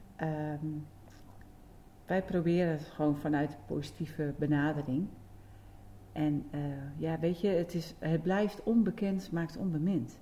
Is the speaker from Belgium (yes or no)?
no; Netherlands; geboren en getogen in Beden.